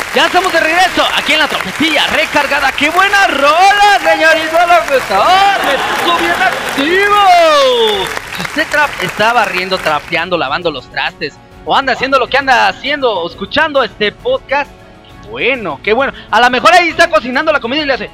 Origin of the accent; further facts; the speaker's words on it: Mexico; Yo soy de México